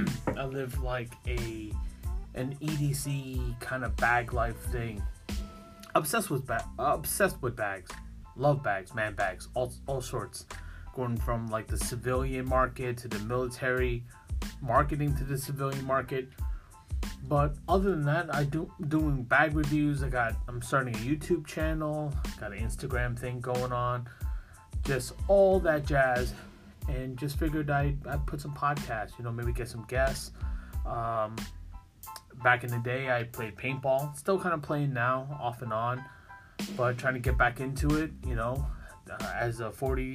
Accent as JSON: {"language": "English", "town": "New York City", "region": "New York", "country": "United States", "said": "I'm from Brooklyn"}